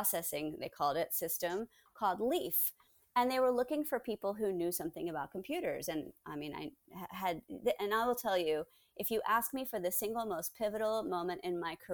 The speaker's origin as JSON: {"language": "English", "town": "Baltimore", "region": "Maryland", "country": "United States", "tie": "born or raised there", "also_born_or_lived": "San Francisco", "moved": "as an adult", "said": "I was born in Baltimore."}